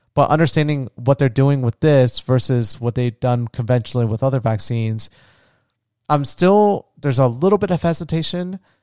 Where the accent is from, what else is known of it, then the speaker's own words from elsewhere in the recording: Florida, United States; my home state of Florida